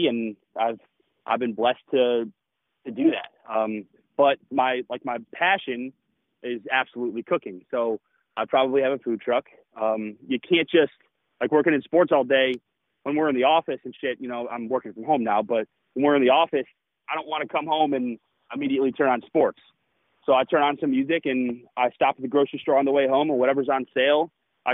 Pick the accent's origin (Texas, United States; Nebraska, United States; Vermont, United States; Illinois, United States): Illinois, United States; Schaumburg; now in Chicago, United States; I grew up in Schaumburg, but when I went to college, I moved down to the city